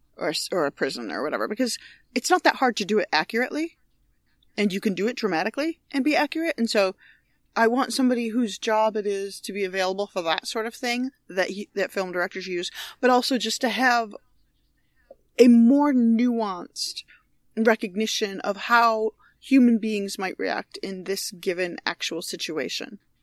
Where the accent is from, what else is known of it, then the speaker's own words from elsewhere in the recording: Binghamton, New York, United States; moved away; I grew up in Binghamton, New York